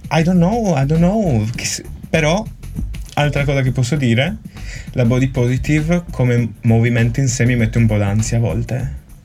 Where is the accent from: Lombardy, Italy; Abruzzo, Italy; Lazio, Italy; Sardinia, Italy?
Sardinia, Italy; da buon sardo